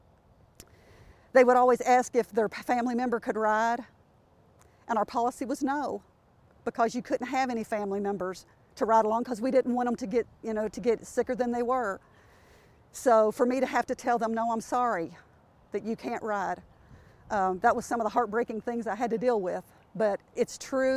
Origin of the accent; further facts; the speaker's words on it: Kentucky, United States; accent: Southern; my Southern accent